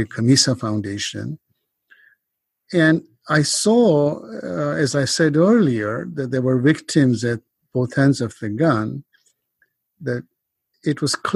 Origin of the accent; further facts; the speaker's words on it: Kenya; moved away as an adult; now in United States; I grew up in Kenya and emigrated to the US in my 20s